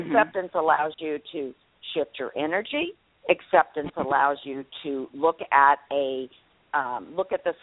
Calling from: Texas, United States; I'm … from Texas.

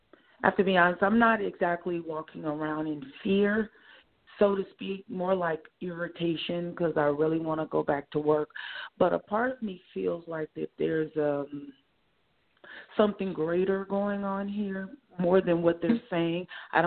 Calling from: Oakland, California, United States; I'm calling from Oakland, California.

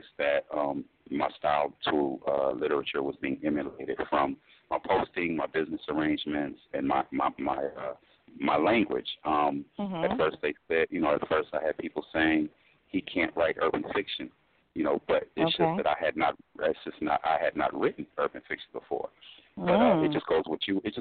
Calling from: California, United States; calling from California.

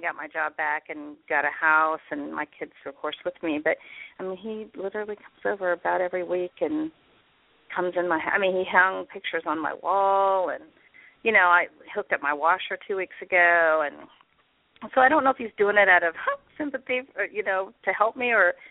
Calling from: Indianapolis, Indiana, United States; I'm calling from Indianapolis, Indiana.

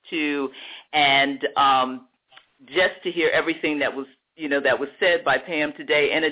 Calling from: Texas, United States; actually 40 miles outside of Dallas, Texas

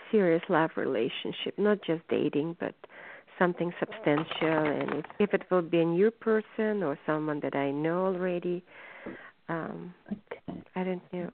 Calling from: California, United States; I'm calling from um, California

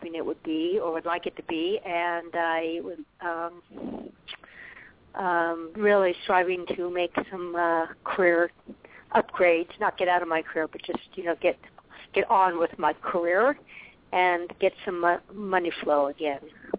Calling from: Arizona, United States; calling from Arizona

